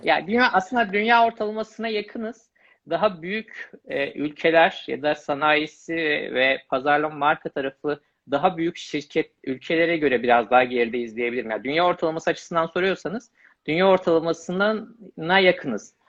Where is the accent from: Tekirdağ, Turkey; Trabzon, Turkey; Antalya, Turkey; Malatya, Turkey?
Malatya, Turkey; moved away as an adult; also born or lived in Istanbul; Malatya doğumluyum. Lise öğrenimini tamamlayana kadar Malatya